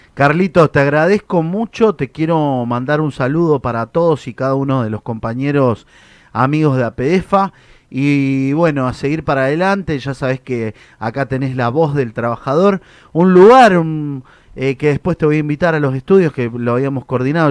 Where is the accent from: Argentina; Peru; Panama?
Argentina; Mendoza; Yo soy de Mendoza, soy del oeste